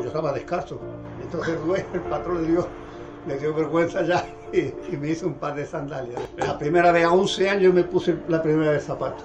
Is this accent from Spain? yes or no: yes; Morón de la Frontera, Andalusia, Spain; moved away as an adult; Vengo de Morón de la Frontera, un pueblo de la provincia de Sevilla